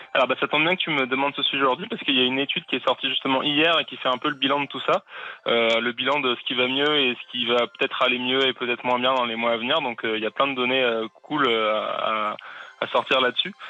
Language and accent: French; France; chez nous, en France